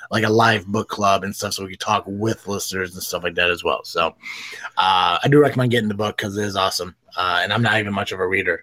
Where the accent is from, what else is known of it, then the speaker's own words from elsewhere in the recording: Tennessee, United States; I am from Tennessee